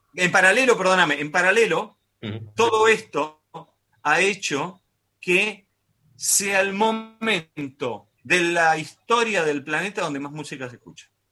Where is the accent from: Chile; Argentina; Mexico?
Argentina; lo que nos pasa a nosotros puntualmente como, argentino argentinos es que estamos en la pandemia más larga del mundo